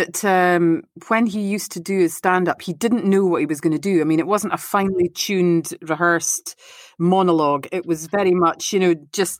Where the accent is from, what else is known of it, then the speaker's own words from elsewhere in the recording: Aberdeen, Scotland, United Kingdom; I'm from Aberdeen.